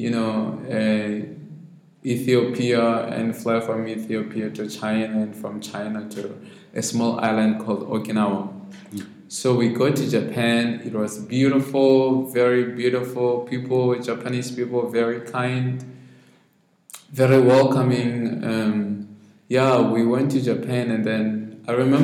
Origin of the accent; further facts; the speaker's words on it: Maseru, Maseru District, Lesotho; I grew up in Mafeteng district for some time before I could move to the city, Maseru. But I stayed most of my time in Maseru